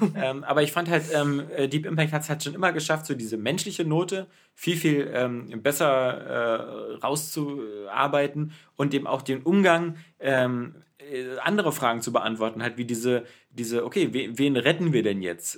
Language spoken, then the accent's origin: German; Berlin, Germany; ich bin selber ähm, in West-Berlin aufgewachsen. Ich bin ja in West-Berlin geboren.